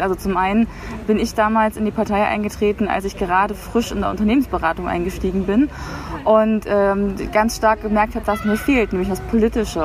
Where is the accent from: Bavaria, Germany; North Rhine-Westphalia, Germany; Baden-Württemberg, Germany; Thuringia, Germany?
Thuringia, Germany; also born or lived in Potsdam / Berlin; zurück in mein Heimatbundesland zu gehen